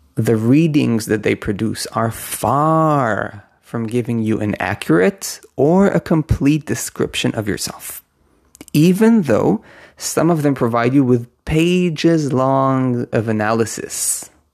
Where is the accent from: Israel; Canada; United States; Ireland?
Israel; I was born in Israel. My name was given to me with Hebrew letters